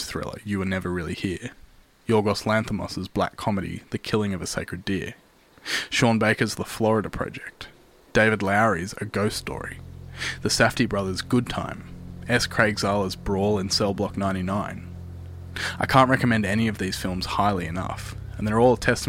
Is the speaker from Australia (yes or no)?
yes; Australia; here in my home country of Australia